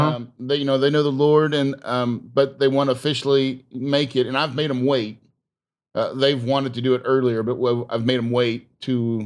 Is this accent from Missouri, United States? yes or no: yes; Missouri, United States; born or raised there; moved away